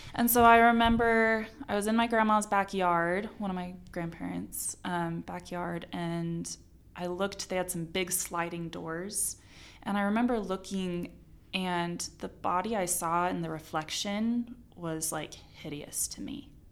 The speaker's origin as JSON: {"language": "English", "region": "Arizona", "country": "United States", "tie": "born or raised there", "moved": "as an adult", "lives_now": "Utah, United States", "said": "was born and raised in Arizona."}